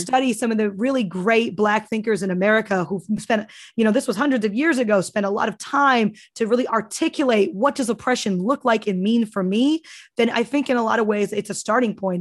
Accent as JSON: {"language": "English", "country": "United States", "tie": "born or raised there", "said": "I grew up in Cambodia town where we grew up, Asian people lived in the projects"}